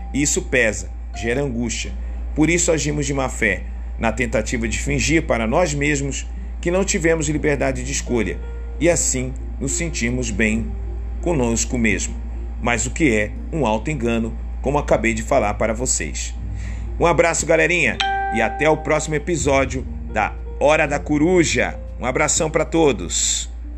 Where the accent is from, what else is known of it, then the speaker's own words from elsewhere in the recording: Rio de Janeiro, Brazil; Sou brasileiro, homem e cresci em, no Rio de Janeiro